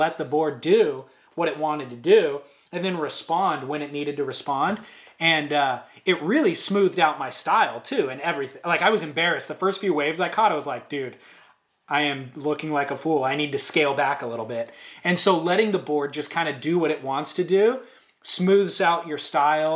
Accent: Orange County, California, United States; I'm from Orange County, grew up riding shortboards.

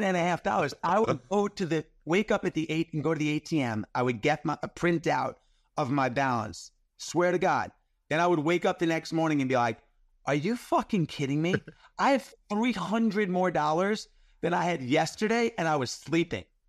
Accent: New York, United States; I grew up in New York in the eighties

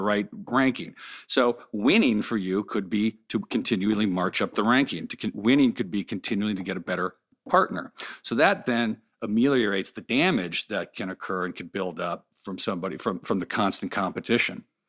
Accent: Los Angeles, California, United States; I grew up here in Pacific Palisades, just sort of south of where we are in Malibu

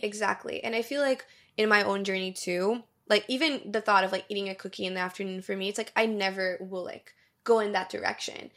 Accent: Brazil; born or raised there; moved away

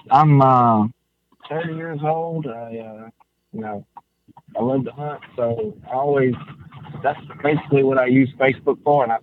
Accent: Shiloh, Georgia, United States; I'm from Shiloh, Georgia, and oh. I was going to tell you, it's a very small little place on the map, and I don't have great service.

